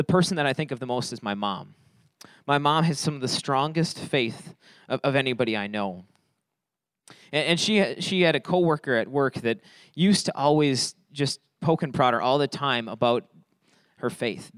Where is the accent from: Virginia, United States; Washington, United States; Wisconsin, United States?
Wisconsin, United States; Fond du Lac; moved away as an adult; now in Beloit, United States; we're from Fond du Lac. We're from up north